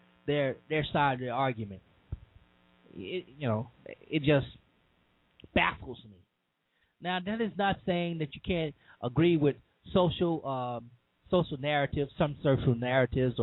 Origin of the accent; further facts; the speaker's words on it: Cajun, Louisiana, United States; I'm a Southern boy. I'm a Cajun man